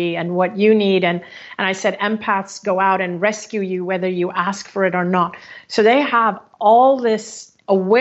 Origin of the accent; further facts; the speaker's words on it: Hong Kong; moved away; my home country of Hong Kong